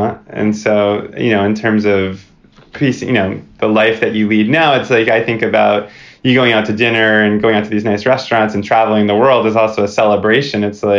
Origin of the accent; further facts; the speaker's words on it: Oceanside, California, United States; a big part of talking about my childhood and growing up in Oceanside and stuff